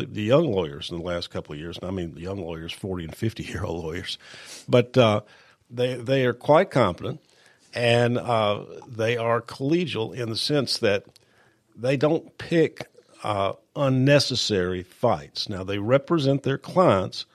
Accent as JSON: {"language": "English", "town": "Columbia", "region": "Tennessee", "country": "United States", "tie": "born or raised there", "said": "I was born and raised right here in Columbia, Jack, and except for going off to college and law school, I've lived here all my life"}